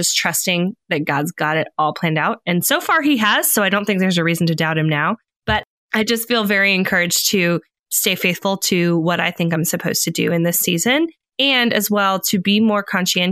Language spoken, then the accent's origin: English; California, United States; moved away; I'm originally from California. We definitely say soda and shopping cart